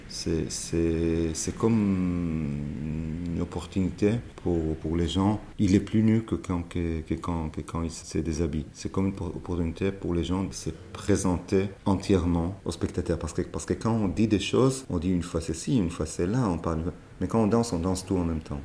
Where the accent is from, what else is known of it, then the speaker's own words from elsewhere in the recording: Israel; French is a second language; moved away; also born or lived in Paris, France; j'ai arrêté de parler, parler en hébreu, je voulais plus euh, jamais revenir en Israël